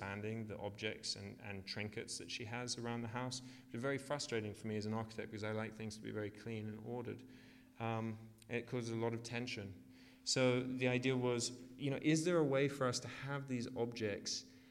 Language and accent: English; Australia; moved away; also born or lived in United Kingdom; I grew up in Australia